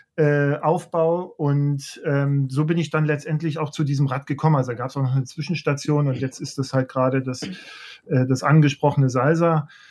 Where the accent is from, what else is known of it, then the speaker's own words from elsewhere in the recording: Leipzig, Saxony, Germany; ich komme ja aus der, aus der DDR, ich bin Leipziger